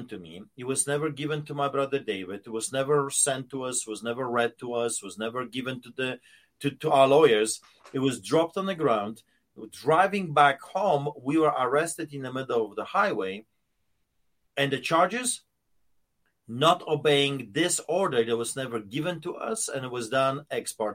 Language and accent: English; Poland; moved away; when I was growing up in Poland, behind the Iron Curtain